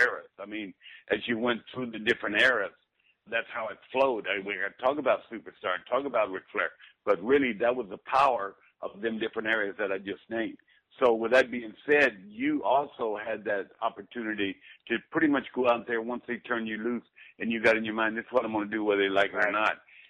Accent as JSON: {"language": "English", "town": "Bastrop", "region": "Texas", "country": "United States", "tie": "born or raised there", "said": "Growing up in the Sunday in the black Baptist church that we went to over in Bastrop, Texas, with my dad"}